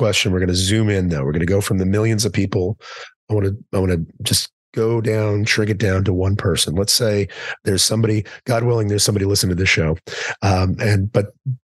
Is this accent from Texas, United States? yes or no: yes; Texas, United States; I'm from Texas